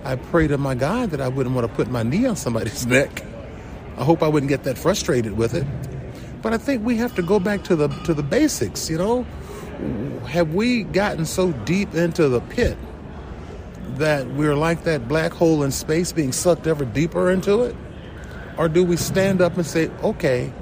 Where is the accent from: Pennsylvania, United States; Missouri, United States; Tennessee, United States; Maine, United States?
Tennessee, United States; Chattanooga; moved away as an adult; also born or lived in South Pittsburg, Tennessee; now in South Bend, United States; Chattanooga, Tennessee is where I grew up